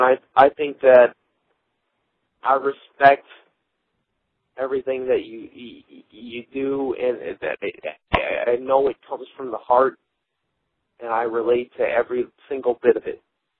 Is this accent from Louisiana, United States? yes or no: no; Minnesota, United States; I'm from Minnesota